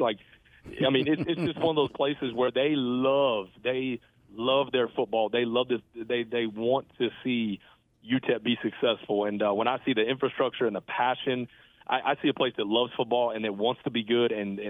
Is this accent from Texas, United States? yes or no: yes; Texas, United States; for me growing up in Texas, and and getting to lead a FBS program in my home state is literally a dream come true.